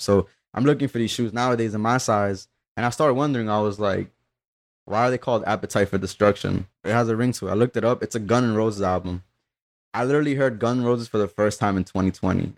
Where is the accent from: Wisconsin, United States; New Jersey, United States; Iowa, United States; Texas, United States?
New Jersey, United States; Union City; also born or lived in Peru / Weehawken; I grew up in, like, Union City for when it mattered, though. Like, I, I kinda, like, spent some of my early years in Peru